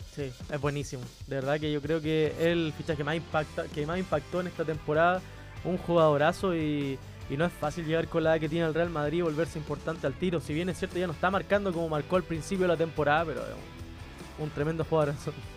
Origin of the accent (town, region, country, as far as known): Chile